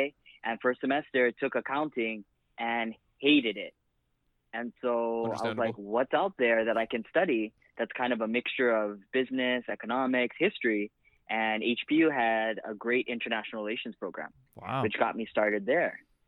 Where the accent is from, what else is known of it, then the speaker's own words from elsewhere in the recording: Kailua, Hawaii, United States; moved away as an adult; Born and raised in Kailua, fourth generation. My great-grandparents moved to Kailua in 54. We've always been here.